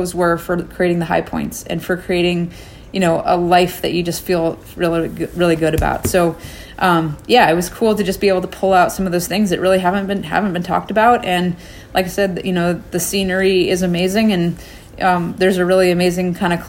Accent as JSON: {"language": "English", "town": "Anchorage", "region": "Alaska", "country": "United States", "tie": "born or raised there", "said": "my hometown of Anchorage, Alaska"}